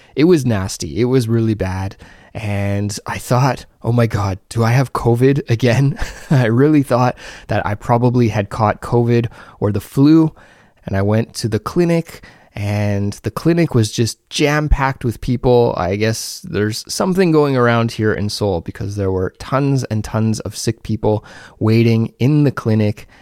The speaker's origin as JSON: {"language": "English", "country": "Canada", "moved": "yes", "lives_now": "South Korea", "said": "a Canadian living abroad in South Korea"}